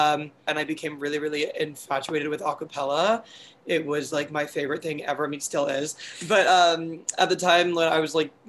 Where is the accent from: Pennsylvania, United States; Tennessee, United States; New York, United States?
New York, United States; Albany; now in Southern California, United States; I grew up in Albany, New York